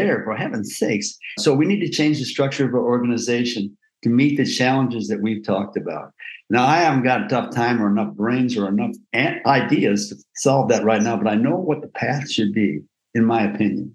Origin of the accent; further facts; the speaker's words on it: Iowa, United States; I grew up in Iowa